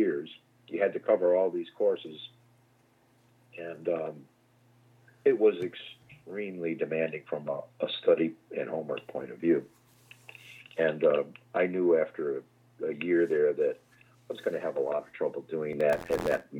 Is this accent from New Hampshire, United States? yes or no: no; Pittsfield, Massachusetts, United States; also born or lived in Worcester / Boston; I would go to a museum school where I grew up in Pittsfield, Massachusetts